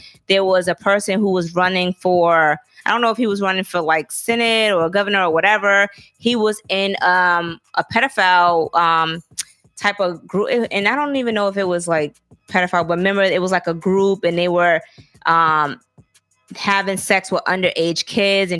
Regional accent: the South, United States; I'm from the South, so I grew up with getting my ass beat with switches or whatever.

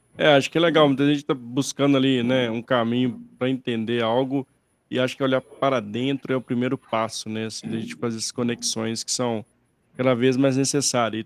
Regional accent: interior of Minas Gerais, Brazil; moved away; Eu sou do interior de Minas

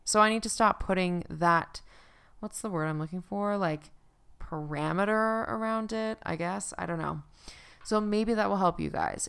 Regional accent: Newfoundland and Labrador, Canada; now in Calgary, Canada; I'm from Newfoundland

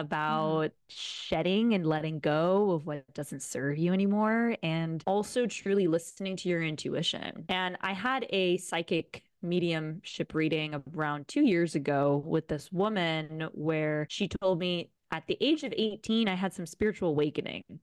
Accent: Rome, Lazio, Italy; moved away as an adult; also born or lived in Boulder, Colorado / Bali; now in Canggu, Indonesia; I was born and raised in Rome, Italy.

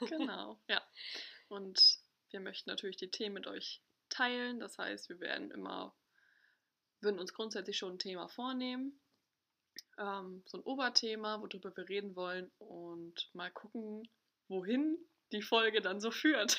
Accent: Ostholstein, Schleswig-Holstein, Germany; moved away as an adult; also born or lived in Hamburg; ich komme nicht gebürtig aus Hamburg, sondern aus Ostholstein

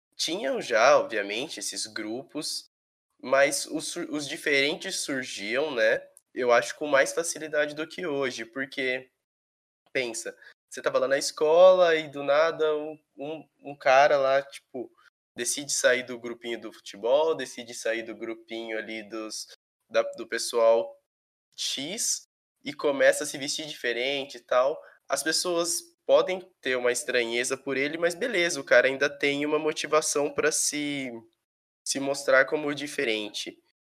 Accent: São Paulo, Brazil; eu sempre morei em São Paulo, é, estado

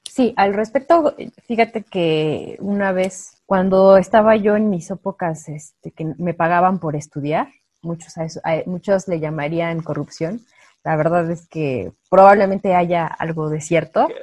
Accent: Mexico

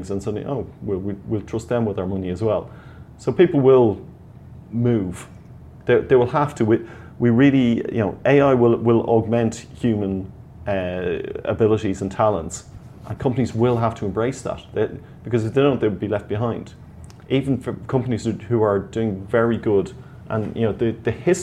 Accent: Ireland

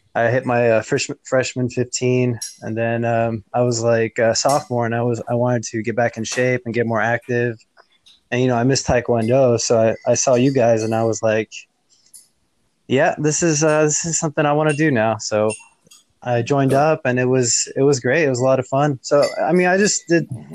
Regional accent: Houston, Texas, United States; where I was growing up in Houston

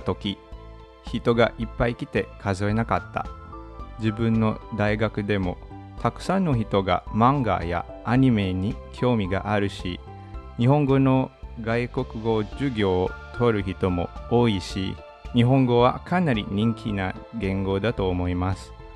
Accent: Manila, Metro Manila, Philippines; Japanese is a second language; 出身はフィリピンのマニラで首都です。

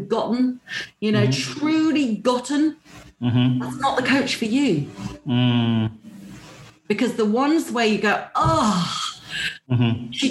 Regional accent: United Kingdom; being British

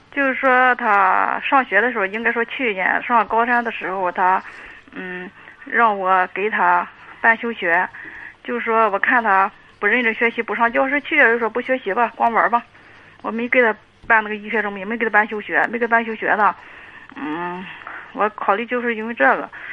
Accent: Dezhou, Shandong, China; 我是德州的

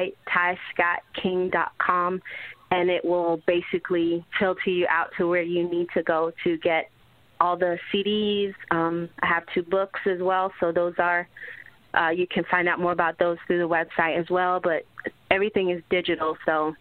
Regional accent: Jamaica; I'm from Jamaica. My parents aren't rich. You know, we were born in not necessarily the best part of the island.

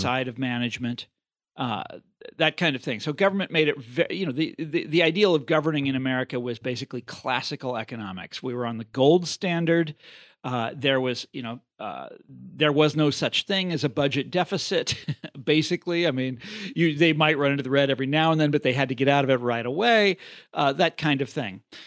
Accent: Kansas, United States; moved away; my home state of Kansas

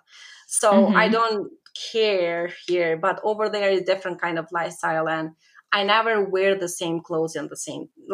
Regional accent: Kosovo; English is a second language; moved away as an adult; now in United States; I am from Kosovo, but I am Albanian. So while I was living in Kosovo, I started my blog

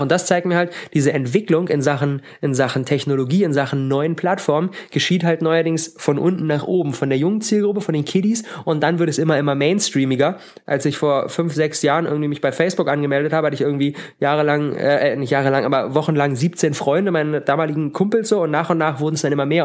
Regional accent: Berlin, Germany; ich komme aus Berlin, ich wohne in Berlin

